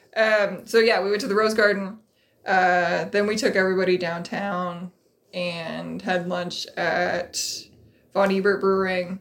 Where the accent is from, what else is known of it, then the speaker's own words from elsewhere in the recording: Colorado, United States; moved away; I grew up in Colorado, where you have the Rockies